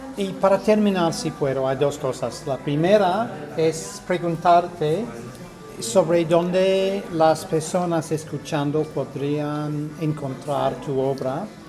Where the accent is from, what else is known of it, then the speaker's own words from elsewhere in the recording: United Kingdom; accent: Received Pronunciation; Spanish is a second language; received pronunciation, pronunciación recibida, que es mi manera de hablar en inglés